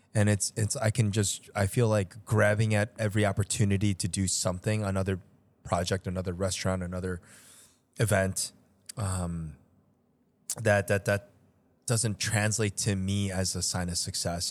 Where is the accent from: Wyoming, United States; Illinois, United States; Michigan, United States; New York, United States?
Illinois, United States; Chicago; also born or lived in Seoul, South Korea; I was born in Seoul and have been living here in Chicago pretty much my entire life